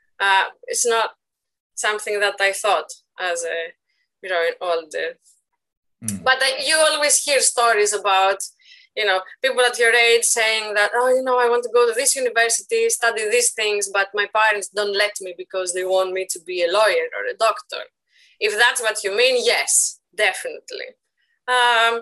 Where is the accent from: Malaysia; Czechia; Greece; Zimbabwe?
Greece; Athens, Attica; moved away as an adult; now in Sheffield, United Kingdom; I was born in Athens, Greece, in 1986, in a region of Attica called Agian Argyri. And I went to school there, and I lived there for 30 years until I moved to Britain in 2016